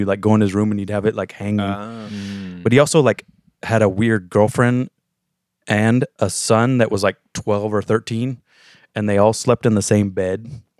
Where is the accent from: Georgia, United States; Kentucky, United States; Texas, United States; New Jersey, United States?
Texas, United States; also born or lived in San Francisco / Los Angeles; now in New York, United States; I'm originally from Texas